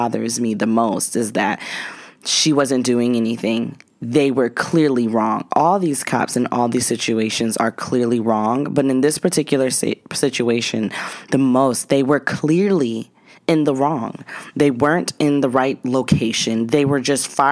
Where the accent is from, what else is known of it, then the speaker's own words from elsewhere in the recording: Cheyenne, Wyoming, United States; I grew up in Cheyenne, Wyoming